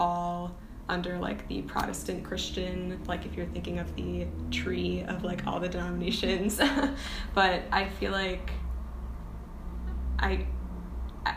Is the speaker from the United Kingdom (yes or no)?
no; Milwaukee, Wisconsin, United States; I'm from Milwaukee, Wisconsin